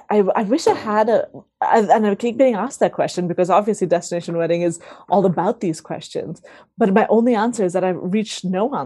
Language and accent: English; Delhi, India; born there; also born or lived in Sweden; So I was born in Delhi, and then I sort of grew up traveling around, went to several different schools, ended up spending sort of 3 months a year for a few years in Sweden